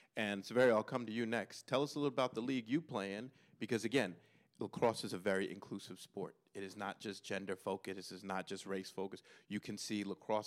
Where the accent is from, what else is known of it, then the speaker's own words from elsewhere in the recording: New York City, New York, United States; I'm from New York City